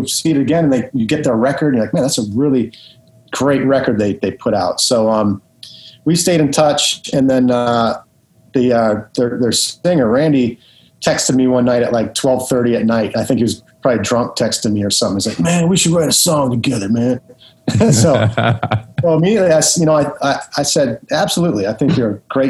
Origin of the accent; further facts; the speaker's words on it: Detroit, Michigan, United States; back in Detroit, it was there was a lot of metal going on back then